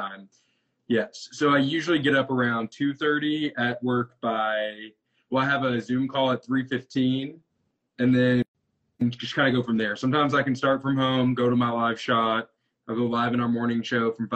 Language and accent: English; Wichita Falls, Texas, United States; moved away as an adult; also born or lived in Austin, Texas / Tyler, Texas; now in Arkansas, United States; grew up in Wichita Falls, which is almost the Oklahoma border, Texas-Oklahoma border. Spent my entire, you know, childhood there